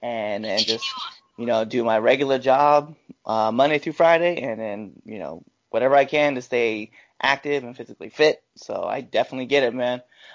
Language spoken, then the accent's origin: English; Panama; soy panameño